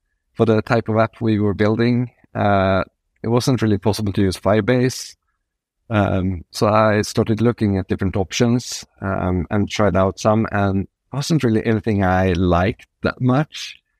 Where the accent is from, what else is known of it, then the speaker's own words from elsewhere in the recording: Sweden; English is a second language; moved away as an adult; also born or lived in San Francisco, United States; And that took me, I'm from Sweden, but it took me to San Francisco and Silicon Valley.